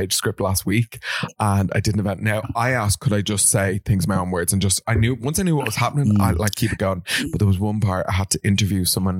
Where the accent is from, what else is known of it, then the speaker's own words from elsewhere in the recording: Ireland; where are you from? Ireland.